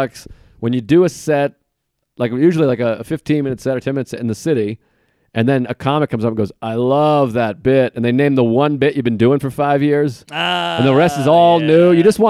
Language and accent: English; Boston, Massachusetts, United States; We're both from Boston. We're both white guys.